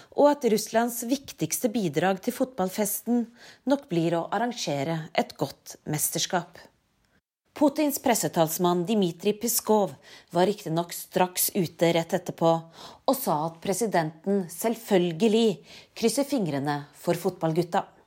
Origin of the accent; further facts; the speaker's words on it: Norway; now in Moscow, Russia; Som nordmenn